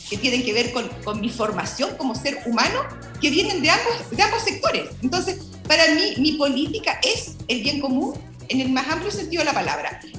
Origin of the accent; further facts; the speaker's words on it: Chihuahua, Mexico; Bueno, decir que yo soy de Chihuahua, que ahora comprendo, ¿no? Ese 5%.